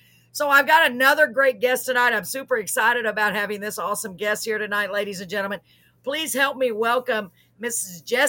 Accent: Waco, Texas, United States; I grew up in Waco, Texas, which is not that far from Gilly's.

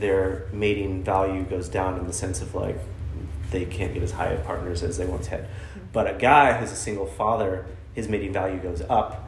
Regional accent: Austin, Texas, United States; moved away; I am from Austin

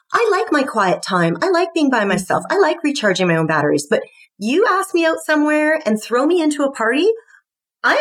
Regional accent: Scotland, United Kingdom; I'm Scottish

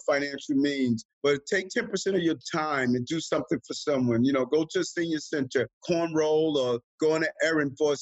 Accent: New York City, New York, United States; also born or lived in Queens, New York; I was born in Brownsville, Brooklyn

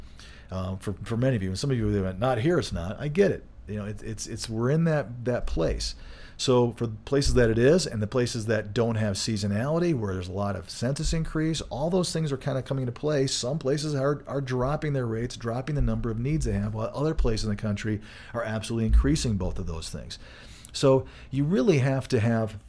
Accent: Michigan, United States; now in Colorado, United States; growing up in Michigan

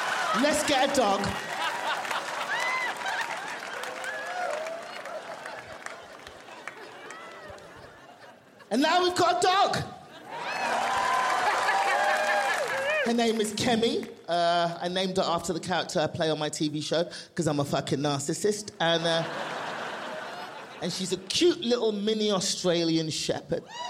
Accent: London, United Kingdom; also born or lived in Nigeria (family); now in Los Angeles, United States; I'm from London

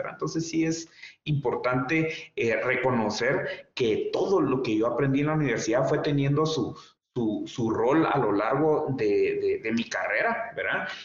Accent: Guatemala; joven guatemalteco

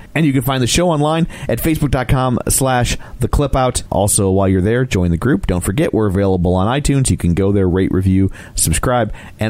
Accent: Midwest, United States; we are goys from the Midwest

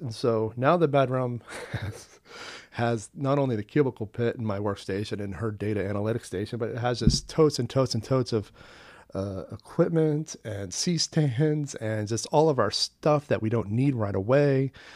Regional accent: Long Island, Maine, United States; also born or lived in Portland, Maine / Westbrook, Maine; my hometown is Long Island, Maine, which is in Casco Bay in the Gulf of Maine.

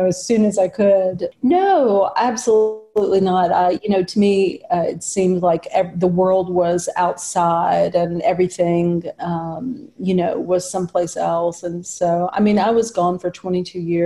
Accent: Florence, Alabama, United States; I live within a few blocks of the house I was raised in and very close to my family. So this is my hometown where I grew up.

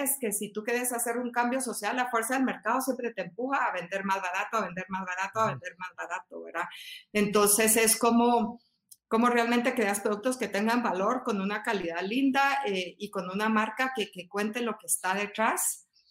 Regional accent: Guatemala; como guatemaltecos

